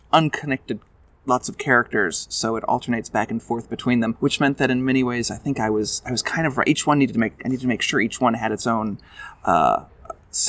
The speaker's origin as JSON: {"language": "English", "town": "Canberra", "region": "Australian Capital Territory", "country": "Australia", "tie": "born or raised there", "said": "I grew up in Canberra, accent notwithstanding. You know, my parents are American, but I was Garen primary boy, Canberra grammar boy, and I've been in Canberra for most of my life"}